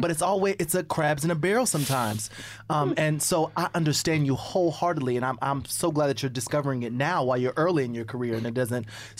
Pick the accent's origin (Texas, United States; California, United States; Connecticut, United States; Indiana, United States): Indiana, United States; I'm from Indiana. I was born in Indiana.